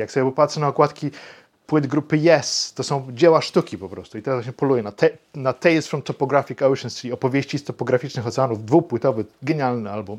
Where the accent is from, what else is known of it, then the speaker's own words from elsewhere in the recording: Wrocław, Lower Silesian Voivodeship, Poland; Ja z Wrocławia jestem